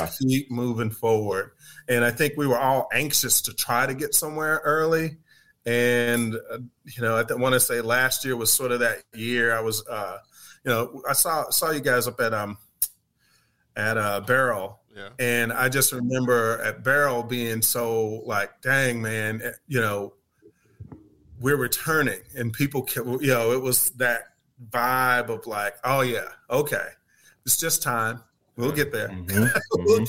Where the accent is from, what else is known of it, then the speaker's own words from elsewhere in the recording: Tuskegee, Alabama, United States; moved away as an adult; also born or lived in Boston, Massachusetts; now in Atlanta, United States; I grew up in Tuskegee, Alabama